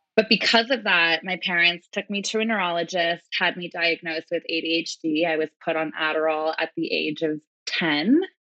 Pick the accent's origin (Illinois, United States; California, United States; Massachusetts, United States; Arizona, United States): California, United States; Manhattan Beach; I was born and raised in Manhattan Beach, California.